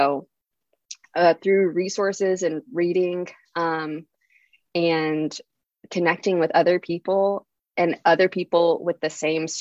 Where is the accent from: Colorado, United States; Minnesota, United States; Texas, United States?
Texas, United States; I was totally born and bred in the Texas South